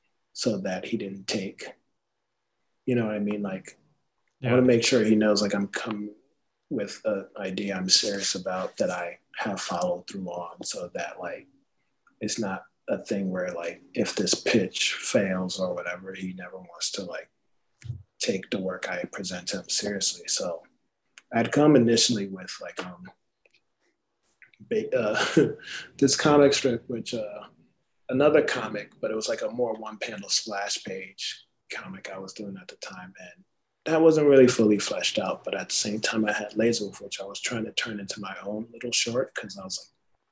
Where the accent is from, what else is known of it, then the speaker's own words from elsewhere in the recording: East Coast, United States; moved away as an adult; also born or lived in Philadelphia, Pennsylvania / San Jose, California; I'm from the East Coast. Like I was living around North Philly at the time, but then I moved to San Jose